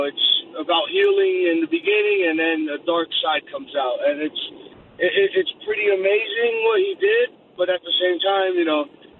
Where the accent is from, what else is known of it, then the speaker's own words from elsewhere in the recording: Brazil; now in New Jersey, United States; I'm Brazilian. I was born in Brazil